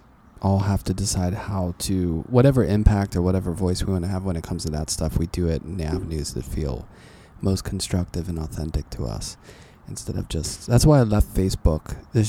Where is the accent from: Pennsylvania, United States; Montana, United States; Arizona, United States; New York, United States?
Pennsylvania, United States; Pittsburgh; born or raised there